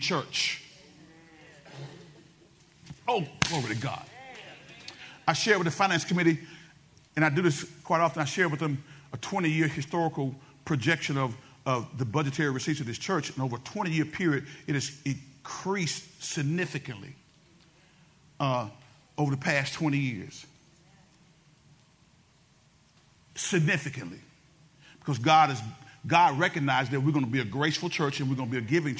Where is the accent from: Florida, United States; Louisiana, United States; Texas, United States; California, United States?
Louisiana, United States; Benton; I was from Benton before it was cool to be from Benton